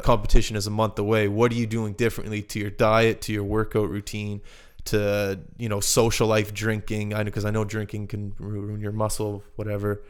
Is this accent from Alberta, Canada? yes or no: no; Halifax, Nova Scotia, Canada; moved away; we grew up in Halifax together